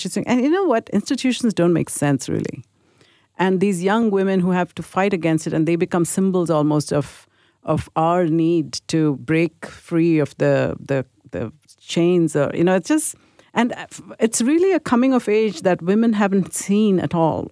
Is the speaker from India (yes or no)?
yes; India; I grew up in India in a Catholic school